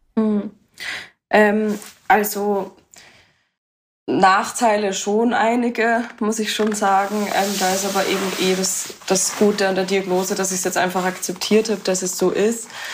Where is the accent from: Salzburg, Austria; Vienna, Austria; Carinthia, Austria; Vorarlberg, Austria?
Vienna, Austria; und ich komme aus Wien